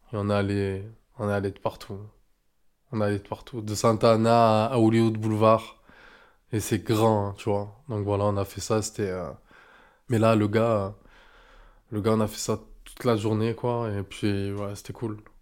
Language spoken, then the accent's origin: French; Marseille, Provence-Alpes-Côte d'Azur, France; je suis bel et bien de Marseille